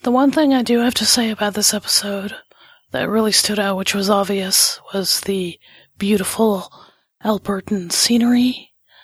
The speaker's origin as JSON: {"language": "English", "region": "California", "country": "United States", "said": "I'm Californian"}